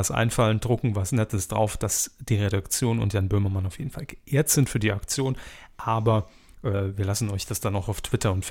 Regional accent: Baden-Württemberg, Germany; obwohl sie sich recht suffisant über meine Heimat Baden-Württemberg geäußert haben.

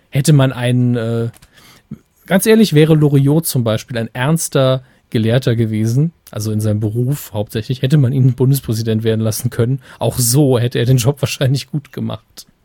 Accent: Giessen, Hesse, Germany; Ich komme aus Gießen.

